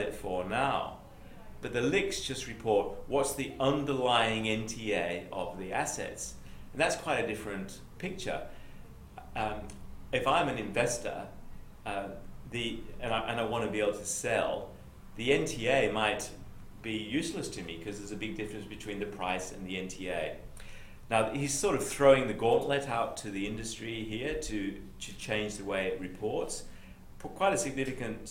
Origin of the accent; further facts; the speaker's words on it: England, United Kingdom; accent: Pommy; now in New South Wales, Australia; my Pommy accent